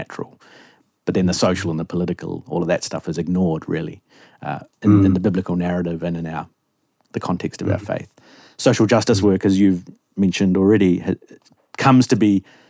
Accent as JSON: {"language": "English", "country": "New Zealand", "tie": "born or raised there", "said": "I grew up in New Zealand, a long way from the US, other side of the world"}